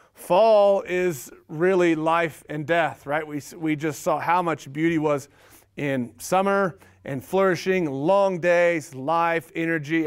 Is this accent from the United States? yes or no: yes; Oklahoma, United States; moved away; growing up, I grew up in Oklahoma